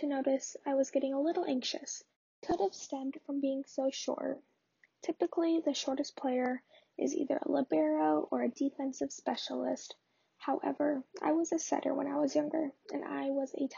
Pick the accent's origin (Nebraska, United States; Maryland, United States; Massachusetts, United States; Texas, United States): Nebraska, United States; Lincoln; I was born and raised in Lincoln, Nebraska